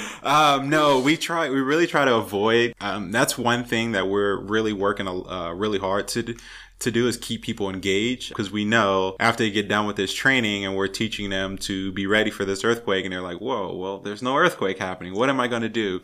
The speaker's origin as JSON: {"language": "English", "region": "California", "country": "United States", "also_born_or_lived": "Louisiana", "moved": "yes", "lives_now": "Portland, United States", "said": "I'm originally from California"}